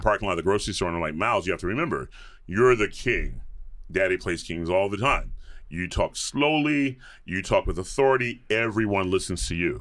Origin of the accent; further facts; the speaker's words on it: Atlanta, Georgia, United States; moved away; grew up in the suburbs of Atlanta